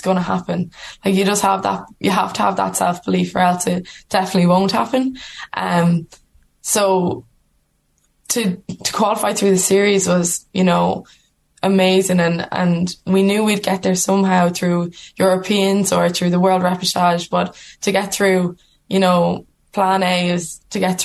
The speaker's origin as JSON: {"language": "English", "country": "Ireland", "said": "we're Irish women playing rugby for Ireland"}